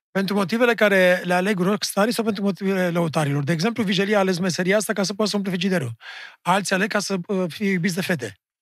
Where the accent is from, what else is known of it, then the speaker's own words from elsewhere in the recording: Romania; ca, ca români